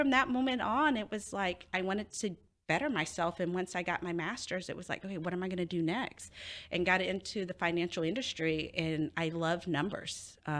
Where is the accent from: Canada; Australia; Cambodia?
Cambodia; now in United States; So I was a refugee from Cambodia. So I don't know if a lot of you guys know, the Khmer Rouge invaded Cambodia. And during that time, my family had to flee our own country because they were bombing it.